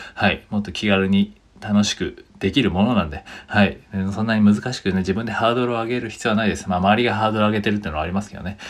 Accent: Japan; first language Japanese; 僕らは日本語のネイティブですけど

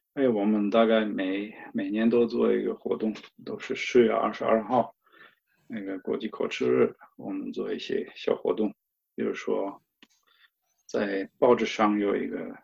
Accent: Cologne, North Rhine-Westphalia, Germany; Chinese is a second language; moved away as an adult; also born or lived in China; now in Ingolstadt, Germany; 我在科隆就度假，回过老家

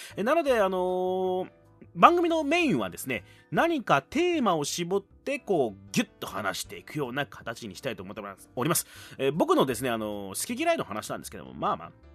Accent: Fukuoka, Japan; 博多生まれ

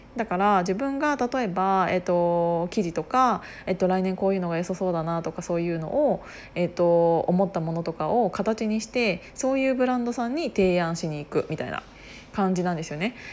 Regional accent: Kiryu, Gunma, Japan; 群馬県の桐生市出 身なんですけど私

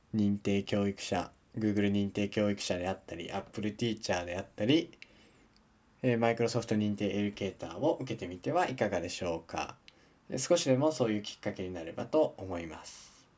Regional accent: Japan; 自分の地元のですね S 県

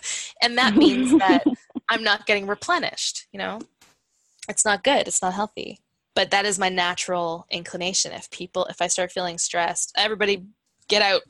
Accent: Hamilton, Ontario, Canada; also born or lived in Stratford, Ontario; I'm in Stratford, Ontario, and I grew up in Hamilton

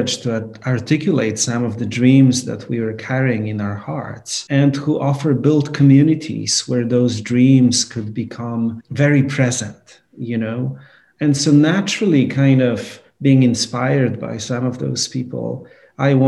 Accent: Poland; now in New York, United States; I grew up in Poland.

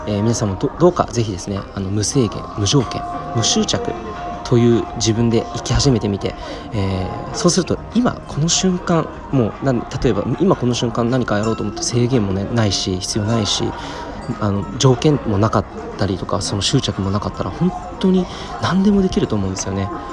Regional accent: Saitama, Japan; 地元の埼玉新都心駅にあるコクーンっていうね、大きなショッピングセンターがあるんですけど

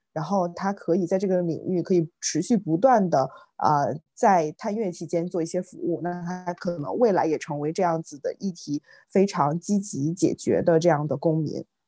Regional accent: China; 到底就是身为中国人，我们本身是从什么样子的历史这个变迁

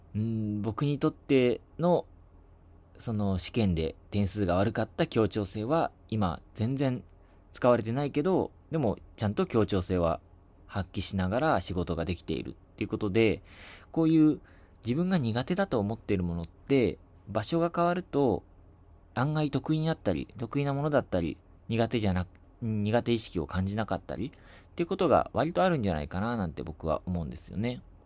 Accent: Shizuoka, Japan; 僕が受験した地元の静岡市の

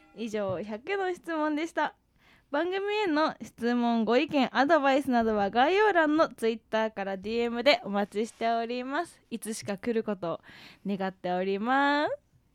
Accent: Hokkaido, Japan; moved away; あの北海道出身なんですよね

